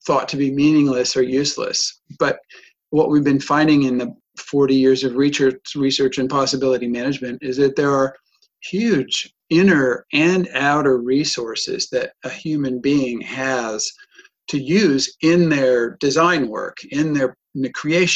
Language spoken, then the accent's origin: English; United States; born or raised there; accent: American; moved away as an adult; also born or lived in Germany; now in Europe